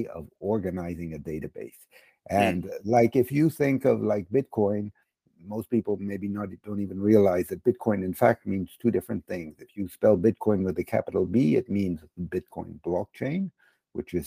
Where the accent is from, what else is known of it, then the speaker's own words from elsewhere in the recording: United States; also born or lived in London; now in Switzerland; I grew up in America, but I've lived in mostly in Switzerland and also in London for several years